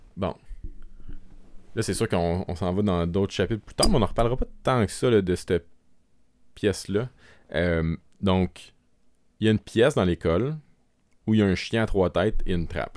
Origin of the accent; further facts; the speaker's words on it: Quebec, Canada; accent: Québécois; notre accent québécois